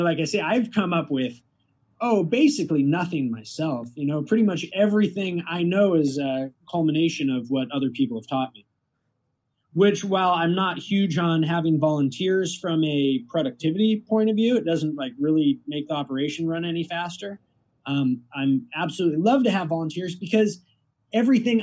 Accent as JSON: {"language": "English", "country": "Costa Rica", "tie": "born or raised there", "moved": "yes", "lives_now": "Wisconsin, United States", "said": "I grew up in Costa Rica"}